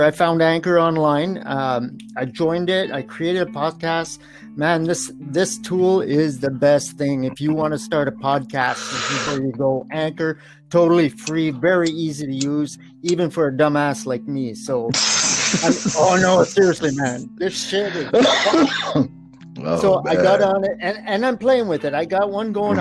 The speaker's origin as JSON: {"language": "English", "country": "Canada", "accent": "Canadian", "said": "I am Canadian, so pardon my Canadian accent."}